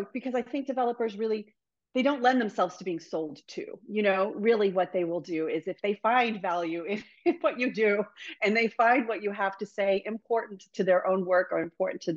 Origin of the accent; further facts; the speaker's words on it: Northern Virginia, United States; moved away as an adult; now in Boston, United States; So I grew up in Northern Virginia.